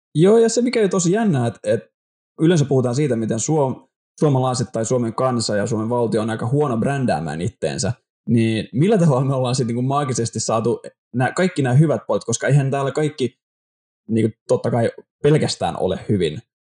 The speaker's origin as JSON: {"language": "Finnish", "town": "Helsinki", "region": "Uusimaa", "country": "Finland", "moved": "as an adult", "lives_now": "Vaasa, Finland", "said": "mä oon Helsingistä"}